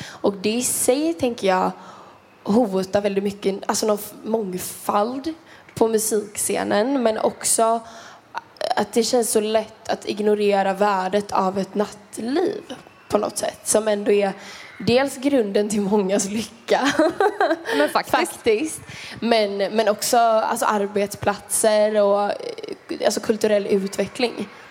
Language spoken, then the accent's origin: Swedish; Kungsbacka, Halland County, Sweden; om vi har rinnande kranvatten i Kungsbacka där jag är från